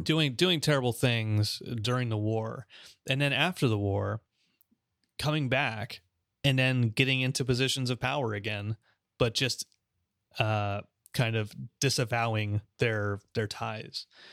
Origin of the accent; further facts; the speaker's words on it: Los Angeles, California, United States; moved away; also born or lived in Oklahoma City; my hometown, there used to, we used to have a Japanese concentration camp